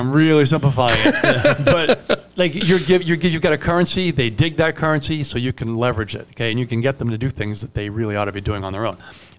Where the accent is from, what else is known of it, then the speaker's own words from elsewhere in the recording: Italy; first language Italian; English is a second language; I'm Italian.